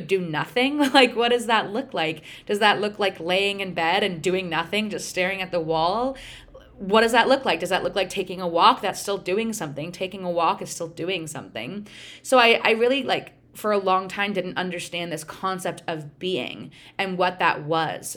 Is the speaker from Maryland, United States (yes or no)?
no; Pennsylvania, United States; also born or lived in Connecticut; now in Michigan, United States; I grew up in Pennsylvania